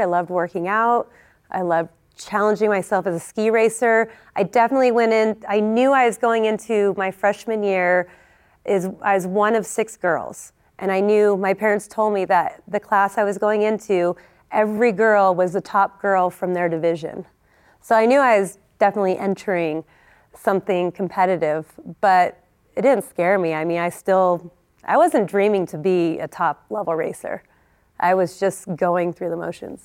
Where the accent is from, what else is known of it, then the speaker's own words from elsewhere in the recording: California, United States; also born or lived in Vermont; I grew up in Lake Tahoe, and, uh, was part of the Squaw Valley Ski Team.